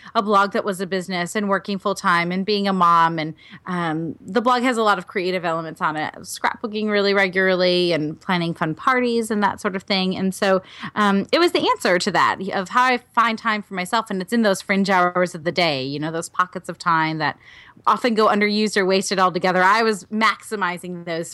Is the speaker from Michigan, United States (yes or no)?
no; Oshkosh, Wisconsin, United States; I'm from Wisconsin originally, mm-hmm. so I'm a Midwestern girl. I grew up in Oshkosh